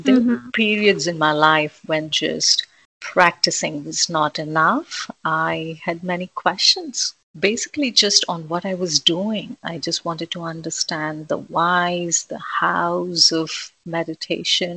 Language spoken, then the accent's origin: English; India; moved away as an adult; I was born and brought up in India. I was there until my son was born. So for a good 30 years